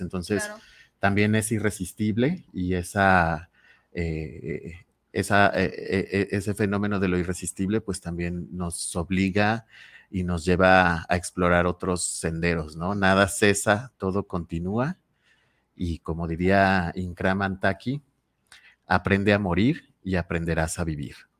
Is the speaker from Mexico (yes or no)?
yes; Mexico; como mexicanos y mexicanas